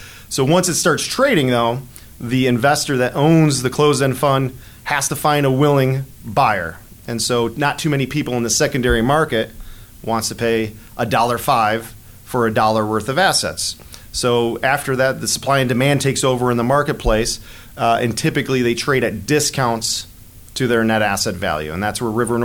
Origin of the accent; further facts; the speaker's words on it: Buffalo, New York, United States; moved away as an adult; also born or lived in Rochester, New York; now in Chicago, United States; I'm originally from Buffalo, New York